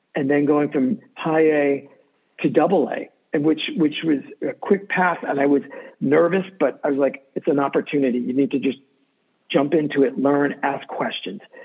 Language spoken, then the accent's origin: English; Maine, United States; also born or lived in New York; I grew up in Maine, moved to Maine when I was eight years old from New York.